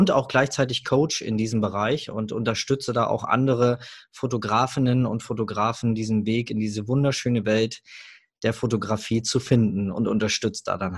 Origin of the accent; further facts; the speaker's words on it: Hamburg, Germany; ich komme aus Hamburg